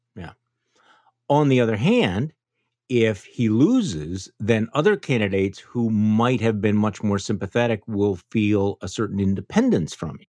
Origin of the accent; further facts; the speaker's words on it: Wisconsin, United States; my home state of Wisconsin